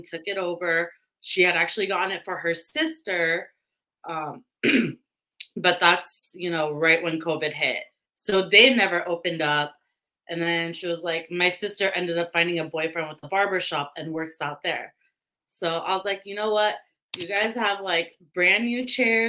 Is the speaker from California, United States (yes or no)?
yes; California, United States; I'm a weird California girl. Born and raised in California